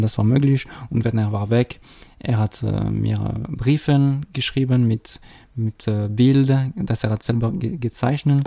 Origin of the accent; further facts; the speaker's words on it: Geneva, Switzerland; accent: French; German is a second language; moved away as an adult; now in Schaffhausen, Switzerland; ich bin äh, in Genf äh, geboren